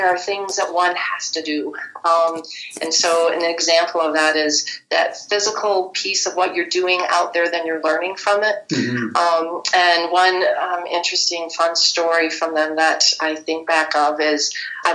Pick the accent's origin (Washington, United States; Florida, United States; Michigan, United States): Michigan, United States; Bellaire; I grew up in a very small town up north called Bel Air